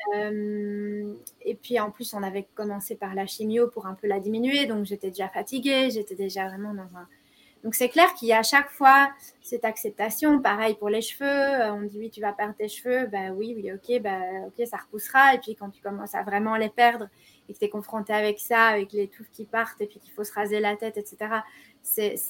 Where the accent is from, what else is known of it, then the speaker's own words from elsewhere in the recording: Belgium; chez nous, en Belgique, on appelle ça autrement